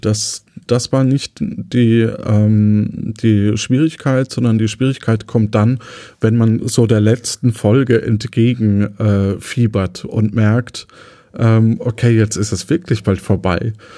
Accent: Lower Franconia, Bavaria, Germany; moved away as an adult; now in Cologne, Germany; wir als Unterfranken so ein bisschen verbindlicher sind in den Aussagen.

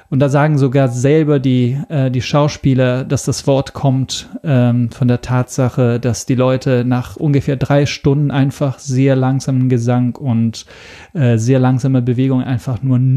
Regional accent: Italy; German is a second language; ich komme ursprünglich aus Italien. Ähm, das ist erstmal Europa, insofern also nichts Neues. Aber ähm, deshalb, deshalb ist auch mein Deutsch nicht fehlerfrei. Ich bin kein Muttersprachler.

